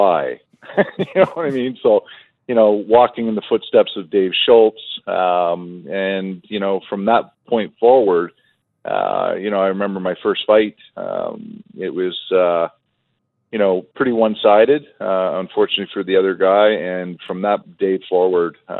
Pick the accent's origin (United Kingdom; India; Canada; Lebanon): Canada; Toronto, Ontario; my younger brother played with Eric growing up in Toronto, you know, in our minor hockey, you know, circles